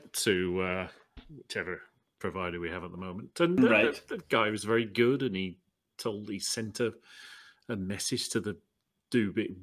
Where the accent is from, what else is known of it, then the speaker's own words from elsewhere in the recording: United Kingdom; being British